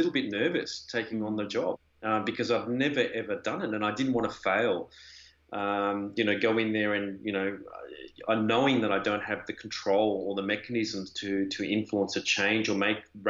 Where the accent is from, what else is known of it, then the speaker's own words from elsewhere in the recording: Melbourne, Victoria, Australia; moved away as an adult; also born or lived in Europe; I'm originally from Australia in Melbourne